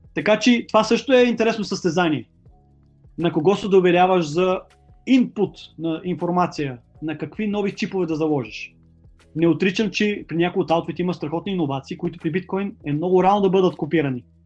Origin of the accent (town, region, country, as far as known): Bulgaria